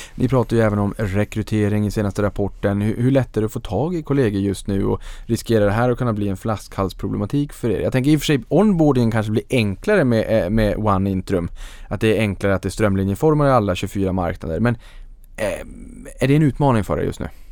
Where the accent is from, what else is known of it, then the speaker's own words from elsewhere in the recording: Norrland, Sweden; jag är en sävlig norrlänning